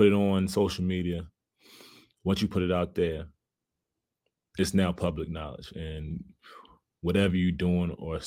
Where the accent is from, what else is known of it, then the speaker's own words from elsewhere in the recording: Baltimore, Maryland, United States; moved away as an adult; also born or lived in Memphis, Tennessee; we come from a city, we come from Baltimore